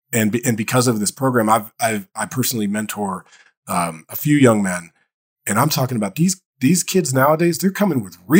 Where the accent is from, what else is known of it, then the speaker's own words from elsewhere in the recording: Dayton, Ohio, United States; I grew up in Dayton, Ohio. So I'm in Ohio.